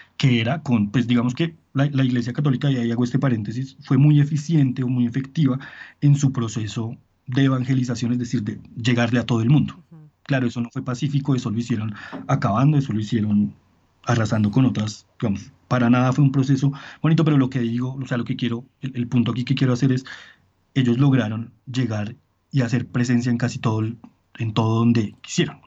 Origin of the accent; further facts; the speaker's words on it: Colombia; en Colombia nos da dolor de cabeza